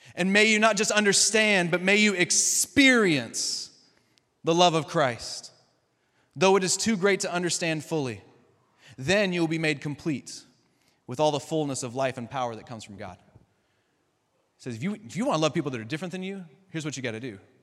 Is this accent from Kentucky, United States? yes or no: yes; Kentucky, United States; we're all from Kentucky, we're all from the South, we're all a bunch of rednecks.